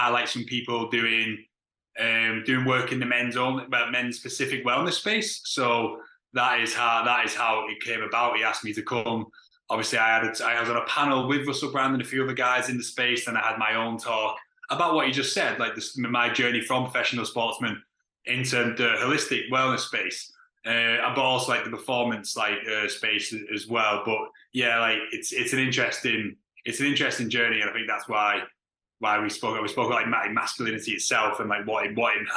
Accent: Widnes, North West England, United Kingdom; I grew up in a town called Widnes

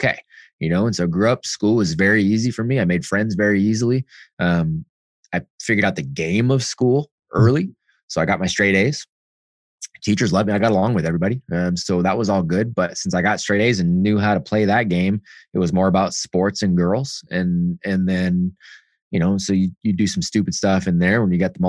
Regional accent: Bay Area, California, United States; I grew up out, you know, Bay Area-ish and middle-class home

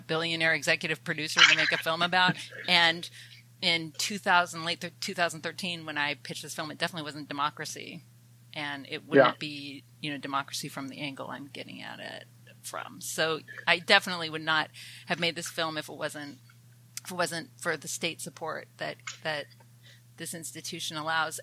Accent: Athens, Georgia, United States; also born or lived in Canada; I'm a Canadian who grew up in the American South, in the other Athens, Georgia

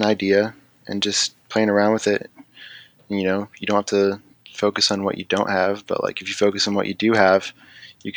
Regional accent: Virginia Beach, Virginia, United States; I'm from Virginia Beach

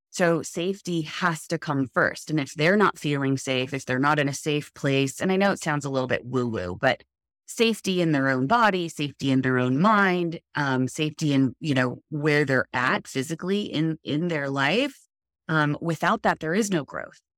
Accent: Los Alamitos, California, United States; I've been Southern California native my whole life. I was born in, um, in Southern California in Los Alamitos

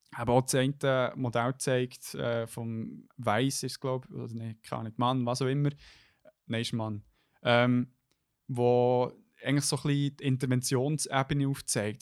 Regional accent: Bern, Switzerland; als Berner

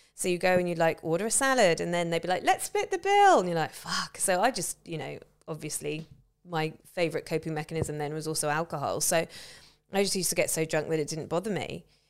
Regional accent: England, United Kingdom; I'm white and I'm a woman and I'm English

